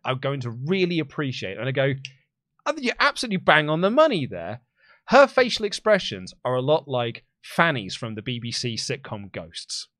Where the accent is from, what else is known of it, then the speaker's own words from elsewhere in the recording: England, United Kingdom; accent: English; my English accent